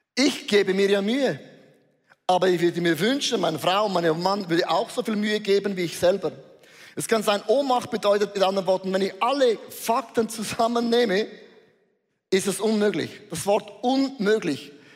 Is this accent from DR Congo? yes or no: no; Switzerland; hat unser Bundesrat gesagt